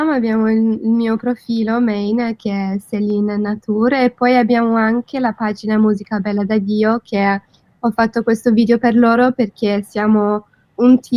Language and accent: Italian; London, United Kingdom; Italian is a second language; moved away as an adult; now in Milan, Italy; sono di Londra.